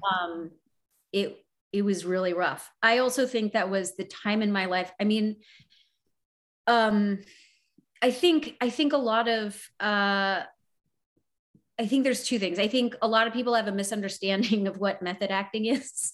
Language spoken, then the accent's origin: English; Canada; the sort of canadian side of that is important because we're like you but we're not you.